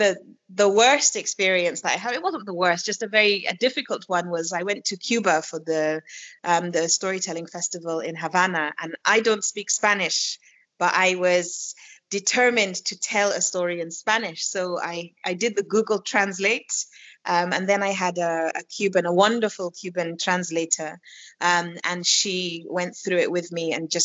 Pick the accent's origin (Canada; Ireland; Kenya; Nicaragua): Kenya; accent: Kenyan; when I find myself with other Kenyan people, even when I speak English, my accent changes to a more Kenyan accent of speaking English